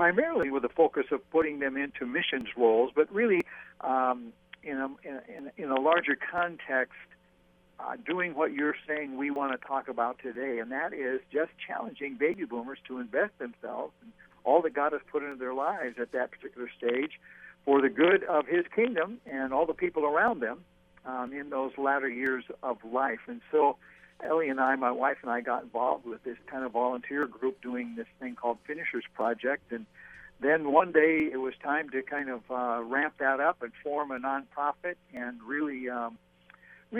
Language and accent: English; Washington, United States; moved away as an adult; also born or lived in Portland, Oregon; I'm from Washington State, first of all, but then lived in Oregon for a while as well in Portland